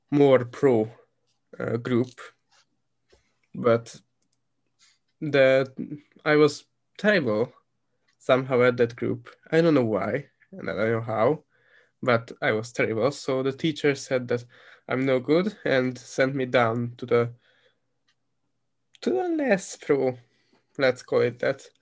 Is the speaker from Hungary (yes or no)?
yes; Hungary; born or raised there; English is a second language